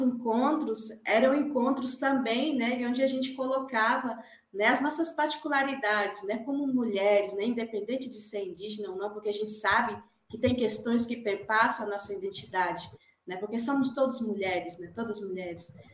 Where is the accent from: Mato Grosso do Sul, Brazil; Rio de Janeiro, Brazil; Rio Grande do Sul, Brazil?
Mato Grosso do Sul, Brazil; Dourados; moved away; no meu território, né, na minha aldeia, Jaguapiru, de Dourados